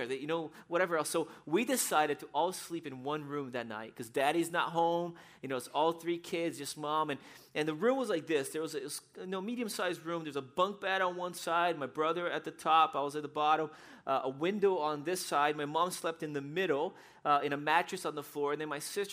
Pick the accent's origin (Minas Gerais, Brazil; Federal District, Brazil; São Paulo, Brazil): São Paulo, Brazil; moved away; I was 8 years old, and I grew up in Brazil. And in Brazil, we lived in the city in São Paulo